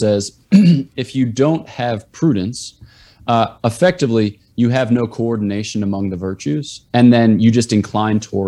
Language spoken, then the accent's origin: English; East Coast, United States; I'm from the East Coast